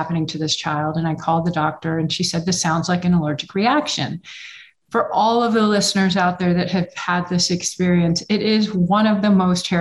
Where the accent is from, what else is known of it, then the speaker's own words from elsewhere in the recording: Texas, United States; I'm from Texas and you didn't really see a lot of it in Texas back then